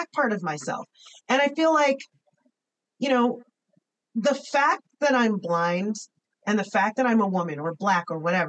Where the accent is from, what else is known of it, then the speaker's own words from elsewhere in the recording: United States; I am an American, just like I'm a daughter of immigrants